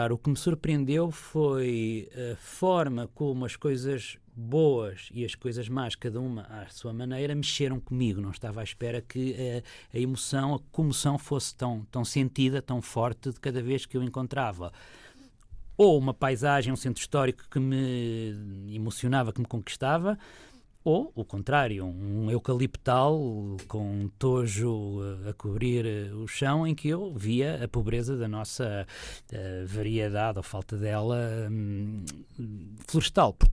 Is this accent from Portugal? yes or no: yes; Figueira da Foz, Coimbra District, Portugal; na minha cidade natal, onde ainda hoje vivo. Portanto, a nossa Figueira da Foz.